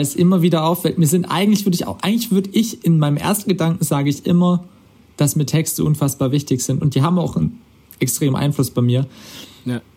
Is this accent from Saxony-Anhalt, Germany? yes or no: no; Karlsruhe, Baden-Württemberg, Germany; now in Swabia, Germany; in meinem Ursprungsheimatort ist Karlsruhe. Das ist dann wieder badisch